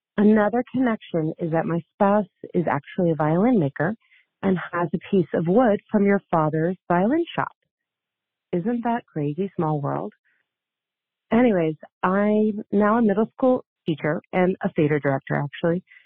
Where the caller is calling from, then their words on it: Vermont, United States; also born or lived in Brooklyn, New York; I'm calling from Vermont